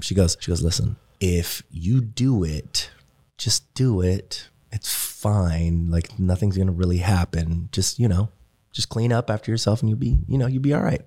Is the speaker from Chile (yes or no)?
no; Germany; moved away; me growing up in Germany